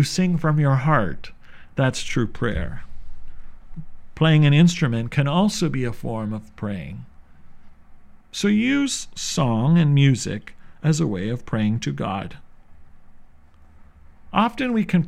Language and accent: English; St. Catharines, Ontario, Canada; Growing up in St. Catharines, I was blessed to have many religious sisters